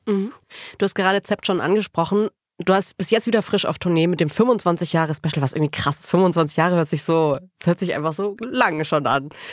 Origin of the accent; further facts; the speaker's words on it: Baden-Württemberg, Germany; ich bin aus Baden-Württemberg